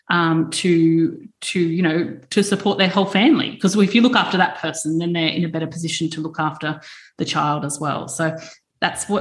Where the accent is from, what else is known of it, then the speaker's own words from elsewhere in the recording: Queensland, Australia; growing up in Queensland